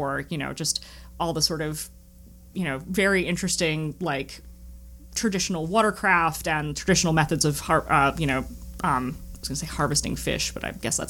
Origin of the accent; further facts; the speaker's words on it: New England, United States; I'm originally from New England and my family still lives up here.